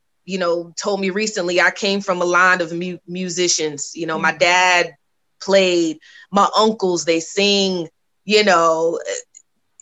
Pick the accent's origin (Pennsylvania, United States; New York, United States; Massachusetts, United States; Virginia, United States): Virginia, United States; Virginia Beach; moved away as an adult; now in Atlanta, United States; I grew up in Virginia Beach